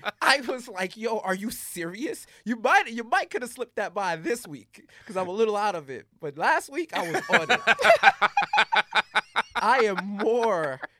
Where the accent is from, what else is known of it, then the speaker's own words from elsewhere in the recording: New York, United States; growing up in New York, no, I have like 45 accents.